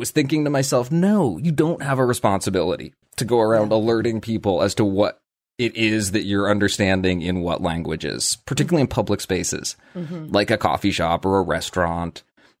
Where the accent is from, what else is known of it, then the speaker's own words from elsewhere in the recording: Ohio, United States; accent: Midwestern; In my case, I was raised in Ohio and have a completely neutral Midwesternish accent, and I'm sure that most who meet me will assume that I only grew up speaking English.